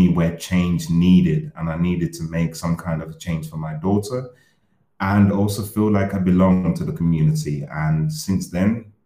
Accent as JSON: {"language": "English", "country": "Uganda", "tie": "born or raised there", "moved": "yes", "lives_now": "Berlin, Germany", "said": "I've been living in Berlin for now two and a half years. I was born in Uganda."}